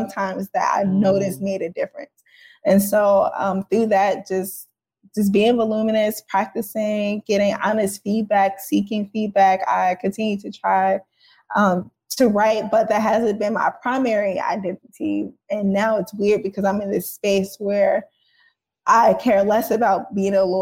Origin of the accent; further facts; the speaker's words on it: St. Louis, Missouri, United States; I am from St. Louis, Missouri, South Side, near downtown.